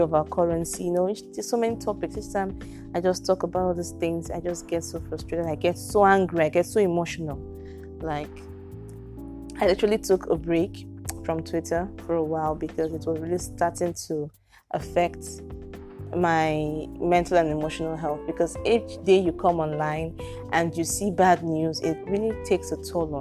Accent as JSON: {"language": "English", "country": "Nigeria", "said": "I can't even come out and proudly say that I'm Nigerian"}